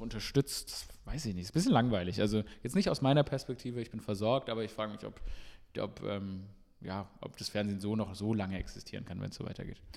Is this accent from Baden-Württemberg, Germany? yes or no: yes; Stuttgart, Baden-Württemberg, Germany; now in Berlin, Germany; ich bin in Stuttgart aufgewachsen